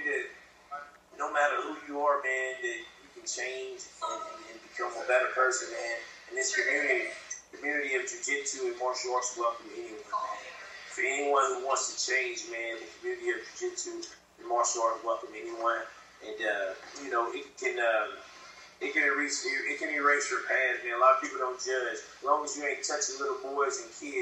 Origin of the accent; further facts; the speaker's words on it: Oklahoma, United States; also born or lived in Sulphur, Oklahoma; I'm from Oklahoma. You know, I moved back to Sulphur, Oklahoma about 5 years ago